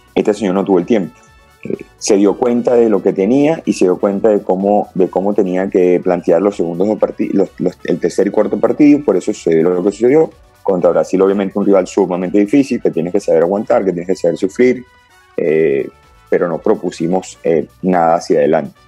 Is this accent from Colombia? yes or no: no; Caracas, Capital District, Venezuela; yo nací en Caracas y ya desde los cinco años eh, empiezo mi andar en el, fútbol organizado, se quiere decir, eh, en la escuela de fútbol Montalbán